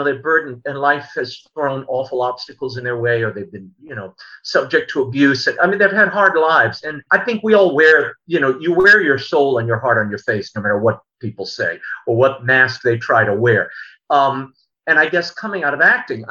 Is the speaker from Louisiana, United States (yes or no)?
yes; New Orleans, Louisiana, United States; also born or lived in New York; I grew up here in New Orleans